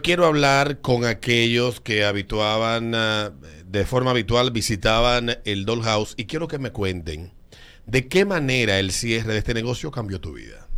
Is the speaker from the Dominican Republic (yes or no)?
yes; Villas Agrícolas, Distrito Nacional, Dominican Republic; yo vengo de Villa, Villa, Villas Agrícolas